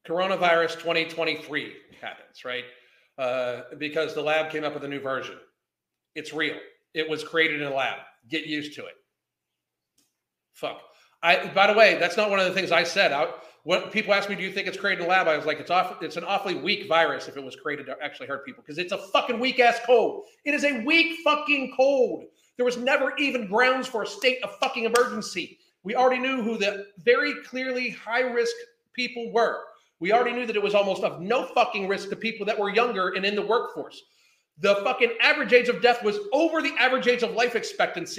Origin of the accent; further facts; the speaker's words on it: United States; I'm American